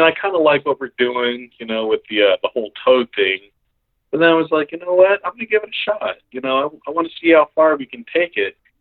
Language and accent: English; Colorado Springs, Colorado, United States; I'm from Colorado Springs and yeah, I family there and everything.